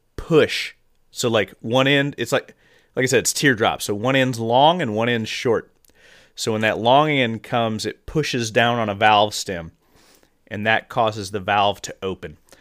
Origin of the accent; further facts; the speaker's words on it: Midwest, United States; growing up in the Midwest